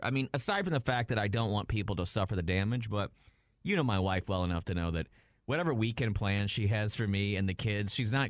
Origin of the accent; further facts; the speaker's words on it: Houston, Texas, United States; now in Austin, United States; I grew up in Houston, a city of 4.5 million people